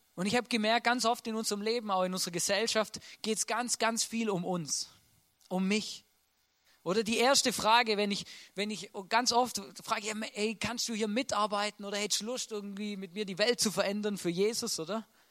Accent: Swabia, Baden-Württemberg, Germany; moved away as an adult; now in Austria; Ich wollte eigentlich beim, beim Daimler schaffen, einen Mercedes fahren und ein Haus bauen, oder? Das wäre typisch schwäbisch

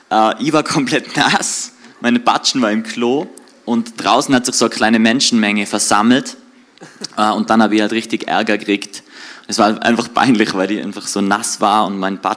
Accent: Höfen, Tyrol, Austria; also born or lived in Reutte; now in Innsbruck, Austria; Also wir wohnen seit 10 Jahren, bin in Innsbruck, aber aufgewachsen bin in Reute oder beziehungsweise in Höfen im Außerfern.

